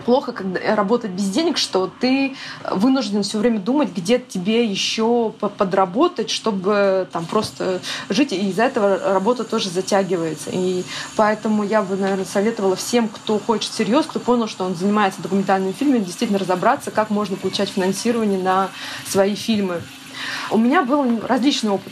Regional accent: Nizhny Novgorod, Nizhny Novgorod Oblast, Russia; also born or lived in Yakutia; Я сама родом из Якутии, но я жила там до 4 или до 5 лет и переехала в Нижний Новгород с родителями и практически не была. То есть там все детство я выросла в Нижнем Новгороде

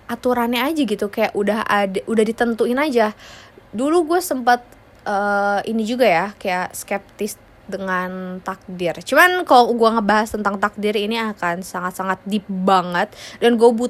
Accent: Indonesia; born there; kenapa gue lahir di negara Indonesia?

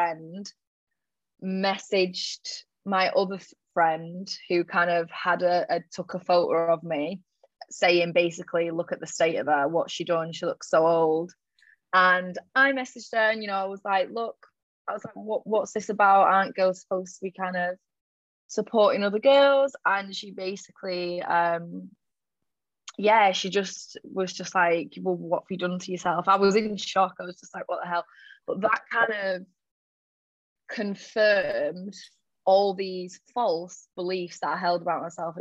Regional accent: Manchester, North West England, United Kingdom; moved away as an adult; now in Sydney, Australia; I'm from Manchester, but I'm living in Sydney at the moment. I've lived here for about, it was 4 years last week actually

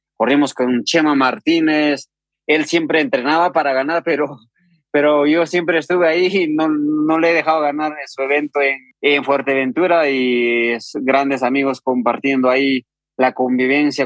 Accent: Huancavelica, Peru; yo soy de una comunidad campesina que se llama Atalia que pertenece a un distrito de Yauli, región de Huancavelica, Perú

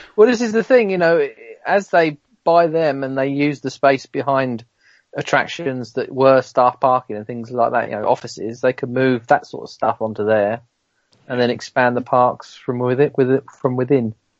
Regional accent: Kent, South East England, United Kingdom; I'm from Kent

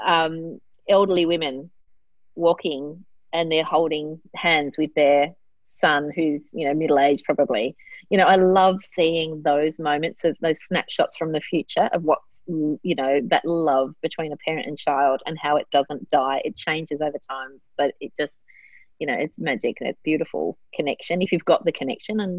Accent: Australia; in Australia, we speak real English

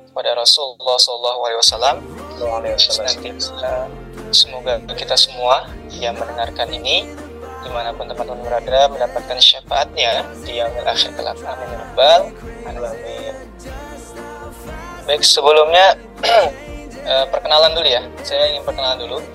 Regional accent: Depok, West Java, Indonesia; also born or lived in Jakarta; saya lahir di Jakarta kemudian uh, besar di Depok Jawa Barat kurang lebih seperti itu perkenalannya

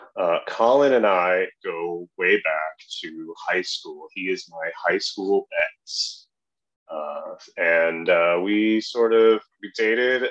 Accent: southeastern Wisconsin, United States; moved away as an adult; also born or lived in Minneapolis; now in Chicago, United States; I grew up in southeastern Wisconsin

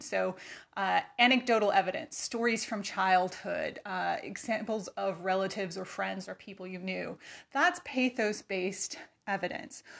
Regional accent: California, United States; moved away as an adult; now in Virginia, United States; I am from California. Uh, I grew up there. I learned to drive there.

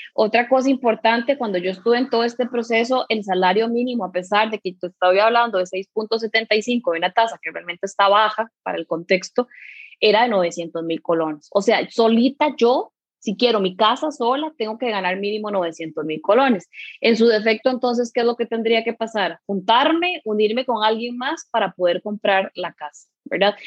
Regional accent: Curridabat, San José, Costa Rica; Yo soy de aquí de Curry

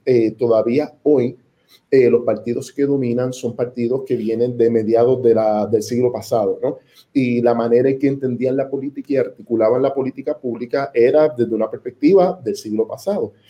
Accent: Puerto Rico; somos todos puertorriqueños

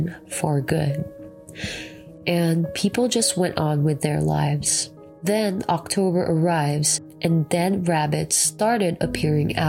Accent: Philippines; now in United States; I'm actually from the Philippines

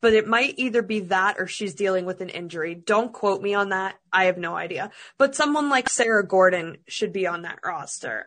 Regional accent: Russia; because I'm from Russia

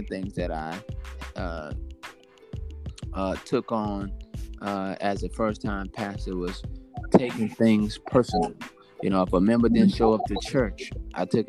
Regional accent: Monroe, Louisiana, United States; moved away as an adult; also born or lived in Shreveport, Louisiana / Longview; now in Brooklyn, United States; Monroe, Louisiana is where I was born and raised

